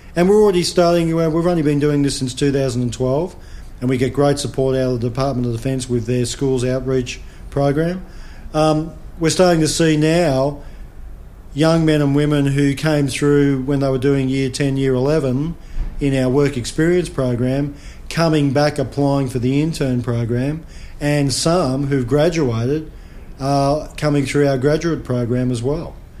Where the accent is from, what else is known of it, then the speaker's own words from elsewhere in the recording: Australia; as an Australian citizen